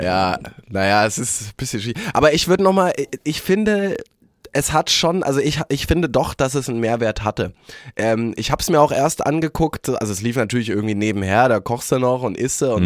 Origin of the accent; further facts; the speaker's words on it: Germany; wir haben ja als als Deutsche